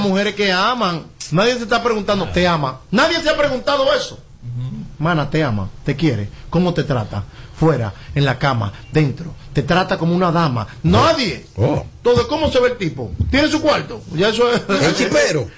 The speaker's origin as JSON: {"language": "Spanish", "country": "Dominican Republic", "said": "como buen dominicano"}